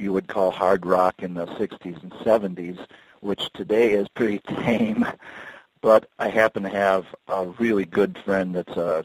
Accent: Winona, Minnesota, United States; I actually grew up in Winona, Minnesota

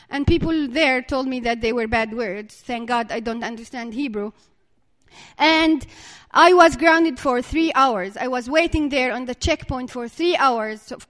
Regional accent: Dura, West Bank, Palestine; I have to cross from my hometown, which is Dura here on the map.

